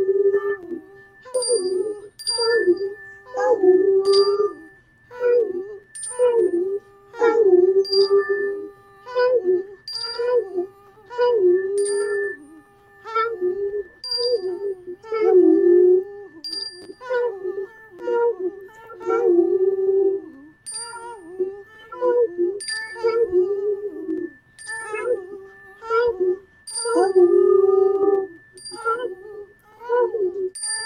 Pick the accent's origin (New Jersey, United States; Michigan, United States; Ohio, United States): Michigan, United States; Detroit; now in San Diego County, United States; when I grew up in Detroit, Michigan with my grandmother